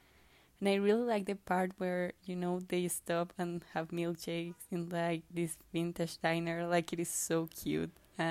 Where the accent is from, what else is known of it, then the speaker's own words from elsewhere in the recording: Colombia; I'm from Colombia.